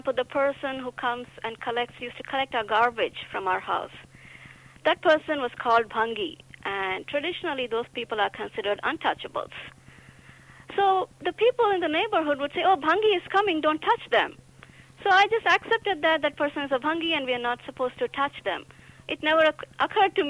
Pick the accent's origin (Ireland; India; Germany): India; moved away as an adult; also born or lived in Delhi, India / Jharkhand, India; I was brought up in Delhi and Jharkhand